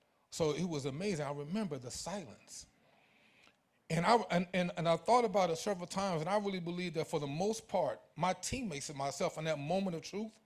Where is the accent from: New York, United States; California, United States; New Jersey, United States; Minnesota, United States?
New Jersey, United States; also born or lived in Elizabeth City, North Carolina / Greensboro, North Carolina; I was born in Elizabeth City, North Carolina. And right after I was born, my parents moved to New Jersey. Right here. I was growing up right here in New Jersey.